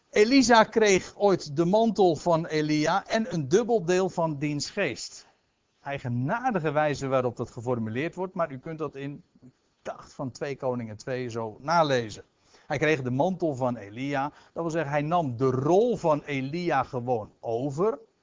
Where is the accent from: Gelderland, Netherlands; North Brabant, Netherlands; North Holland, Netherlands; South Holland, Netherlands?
North Holland, Netherlands; Aalsmeer; ik zelf uit Aalsmeer afkomstig ben. In de jaren dat ik zeg maar zelf nog jong was